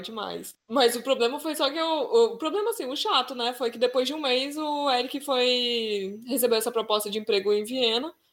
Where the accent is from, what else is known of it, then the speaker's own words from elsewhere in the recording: Brazil; moved away as an adult; now in Vienna, Austria; E a gente, como brasileiro, a nossa família geralmente é grande